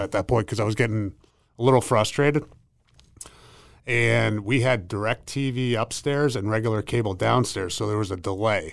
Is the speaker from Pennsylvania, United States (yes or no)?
yes; Pittsburgh, Pennsylvania, United States; moved away as an adult; also born or lived in Massachusetts; Pittsburgh, where I grew up. I grew up in Pennsylvania.